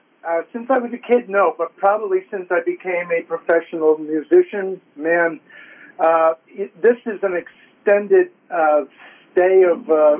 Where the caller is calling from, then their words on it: New Jersey, United States; And I'm doing well from North Jersey here.